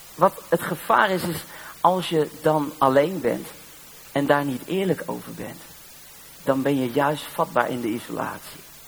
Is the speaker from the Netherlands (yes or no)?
yes; Netherlands; Ik ben maar uit Nederland